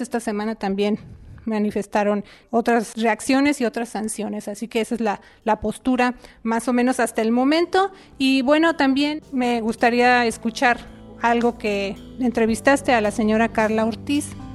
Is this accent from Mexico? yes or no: no; Puerto Rico; moved away; soy ciudadana americana, Puerto Rico eh, somos ciudadanos americanos